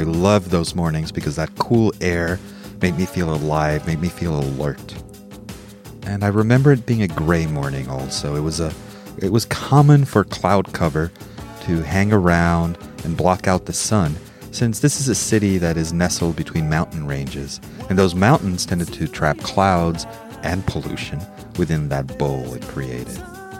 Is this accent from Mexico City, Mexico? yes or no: yes; Mexico City, Mexico; also born or lived in United States; I grew up in Mexico City, Mexico. From age 2 through 18 or 19, from basically preschool through high school. Though I am not a Mexican citizen, Mexico was part of my formative years, and I feel, from a cultural perspective, as Mexican as I feel American.